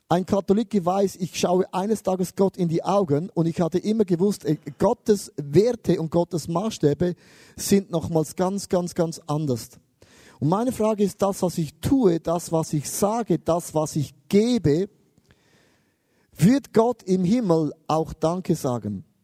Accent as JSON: {"language": "German", "country": "Switzerland", "said": "und ich als Schweizer, ich sammle alles an."}